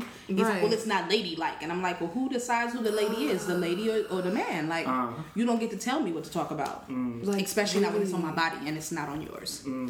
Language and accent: English; West Coast, United States; accent: West Coast; So we were talking, and he knew where I was from, and my slang was still, like, my accent was still very apparent. I sounded very West Coast.